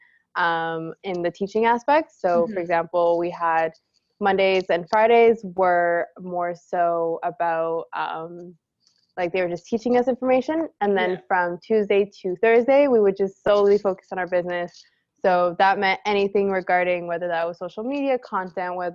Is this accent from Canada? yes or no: yes; Canada; we're Canadian